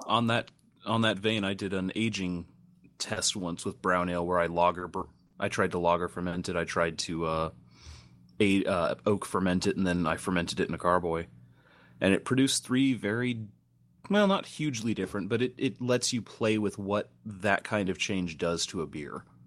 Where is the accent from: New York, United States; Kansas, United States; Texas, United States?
Texas, United States; being a Texan